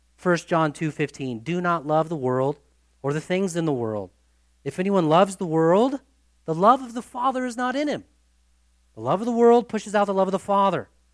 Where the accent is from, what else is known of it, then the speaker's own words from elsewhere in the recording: United States; we are from the United States of America